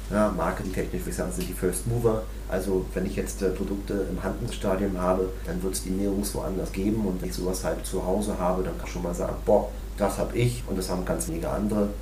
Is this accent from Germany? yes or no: yes; Berlin, Germany; Ursprünglich wollten wir mal nach Berlin. Nichts gegen meine Heimatstadt, aber Berlin für diese Art von Marktforschung ist vielleicht eher so eine ja, ist nicht so die Repräsentativität, ist eher so eine Blase